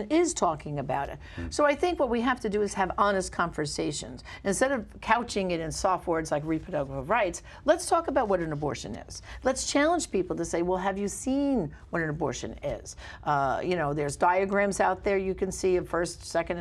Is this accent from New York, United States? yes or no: yes; New York City, New York, United States; I grew up in Brooklyn, but I taught public school in Staten Island